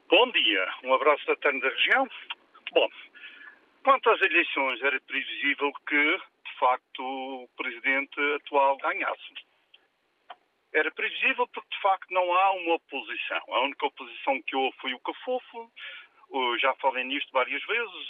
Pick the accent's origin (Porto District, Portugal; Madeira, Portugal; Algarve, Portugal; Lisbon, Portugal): Madeira, Portugal; fiquei extremamente chocado como madeirense